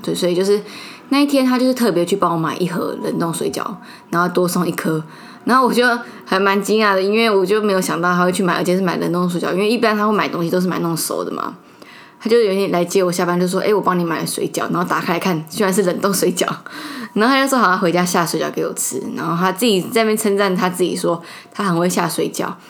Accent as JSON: {"language": "Chinese", "country": "Taiwan", "accent": "Taiwanese Mandarin", "said": "我刚刚台湾国语"}